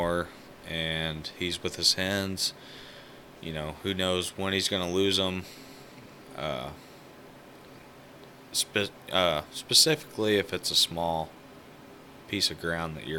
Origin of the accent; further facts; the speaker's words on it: Missouri, United States; it's my home state